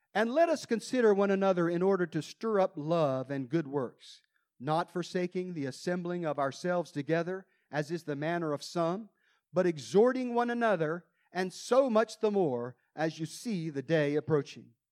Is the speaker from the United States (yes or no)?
yes; United States; I came all the way from America